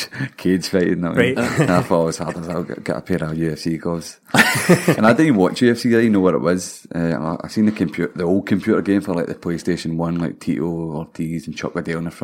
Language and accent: English; Holytown, Scotland, United Kingdom; I'm from Holytown, aye.